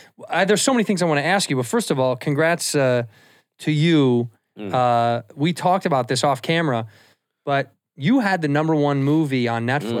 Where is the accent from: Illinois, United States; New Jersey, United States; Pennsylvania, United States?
Illinois, United States; Chicago; No, I'm from Chicago.